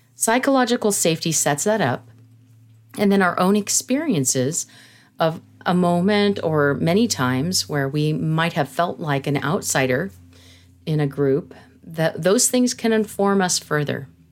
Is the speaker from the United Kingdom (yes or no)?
no; San Jose, California, United States; I grew up in California. I was born in San Jose, California